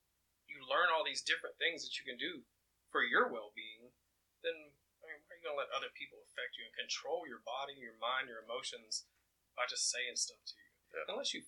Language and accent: English; Oakman, Alabama, United States; also born or lived in Mississippi; I grew up in the South, Mississippi, Alabama, the Bible Belt. I mean, Oakman has 900 people and like 17 churches, one red light.